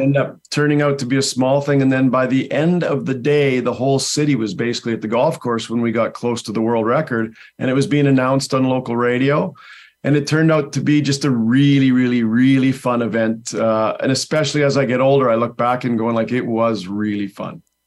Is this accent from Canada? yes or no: yes; Langley, British Columbia, Canada; I'm from Langley, B C, Canada